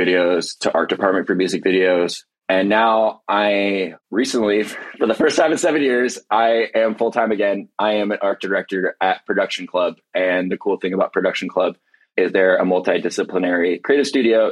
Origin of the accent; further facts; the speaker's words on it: Irvine, California, United States; moved away as an adult; also born or lived in Tucson, Arizona; now in Los Angeles, United States; I grew up in Irvine